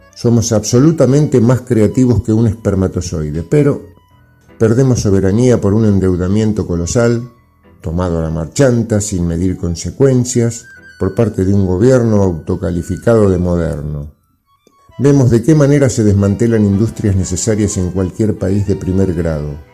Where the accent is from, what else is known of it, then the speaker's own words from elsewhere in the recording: Argentina; nuestro país